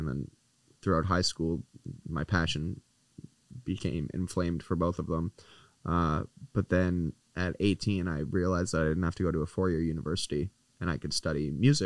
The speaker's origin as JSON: {"language": "English", "country": "Canada", "said": "as a Canadian"}